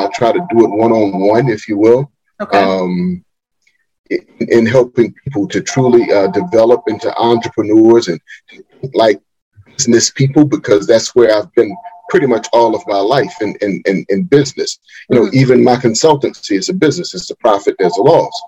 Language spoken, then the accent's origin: English; Wilmington, North Carolina, United States; I was born and raised right here in Wilmington, North Carolina